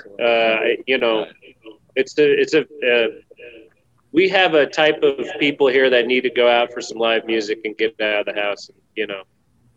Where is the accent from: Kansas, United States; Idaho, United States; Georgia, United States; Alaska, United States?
Idaho, United States; I'm a local kid here in Idaho. I'm from Idaho